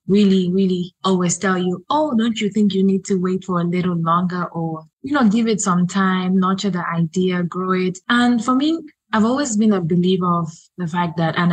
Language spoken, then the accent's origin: English; Gambia; I am a lawyer from the Gambia, a human rights lawyer to be specific